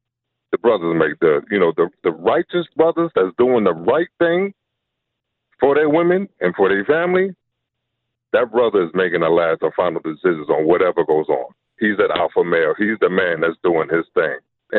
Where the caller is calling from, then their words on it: New York City, New York, United States; I'm calling from Brooklyn.